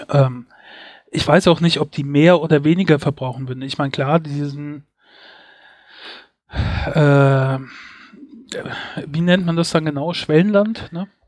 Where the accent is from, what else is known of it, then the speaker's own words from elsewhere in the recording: Mainz, Rhineland-Palatinate, Germany; meine Heimatstadt Mainz ist so knapp 100 Quadratkilometer groß.